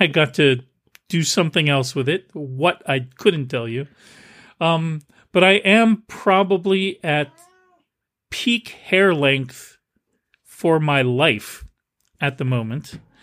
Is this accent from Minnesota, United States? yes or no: no; Milltown, New Jersey, United States; moved away; my hometown, I grew up in Milltown, New Jersey